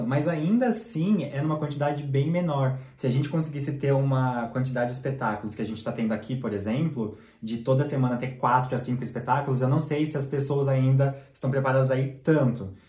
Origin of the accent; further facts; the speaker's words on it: São Paulo, Brazil; moved away as an adult; now in Voronezh, Russia; eu sou de São Paulo